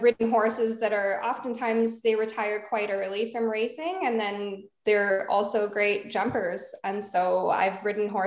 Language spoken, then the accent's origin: English; Alberta, Canada; So I've moved all over. But I grew up in Alberta, Canada